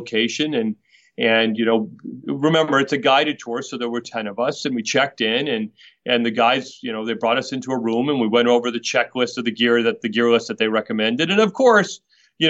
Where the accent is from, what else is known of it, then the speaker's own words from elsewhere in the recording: Boston, Massachusetts, United States; I was born and raised in Boston